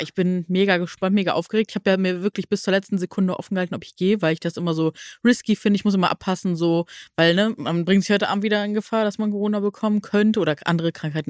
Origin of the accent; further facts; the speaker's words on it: Neuss, North Rhine-Westphalia, Germany; Ich komme ja aus Nüss